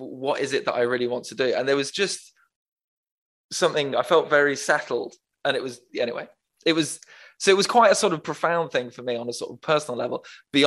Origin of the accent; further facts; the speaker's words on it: Manchester, North West England, United Kingdom; I was born in Manchester